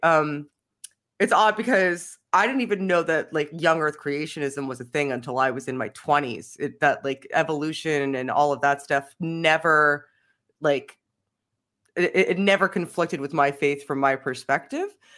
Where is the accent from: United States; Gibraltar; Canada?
Canada; I'm Canadian